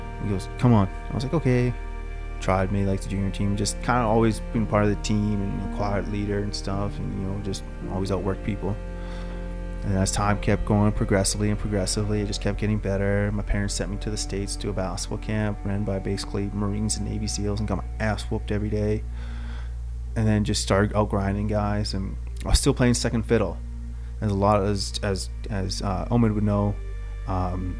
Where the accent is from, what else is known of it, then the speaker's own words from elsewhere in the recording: St. Albert, Alberta, Canada; I always wanted to play hockey growing up in St. Albert